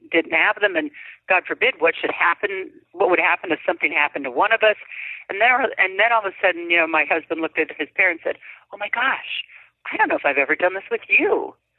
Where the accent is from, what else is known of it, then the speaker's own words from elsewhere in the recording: North Dakota, United States; now in California, United States; from north dakota out to california